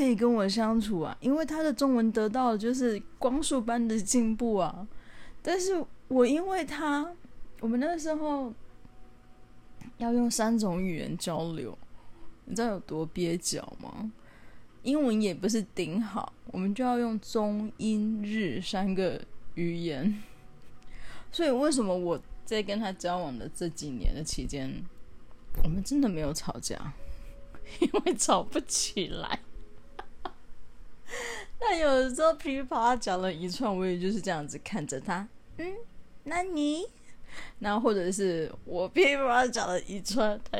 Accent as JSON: {"language": "Chinese", "country": "Taiwan", "tie": "born or raised there", "said": "然后呢，对，因为我土生土长台湾人啊，我只是，我只是就是，对，我也不知道为什么我讲话口音，哎，我其实改很多哎。我记得我刚回来的时候，我的口音听起来更讨厌。"}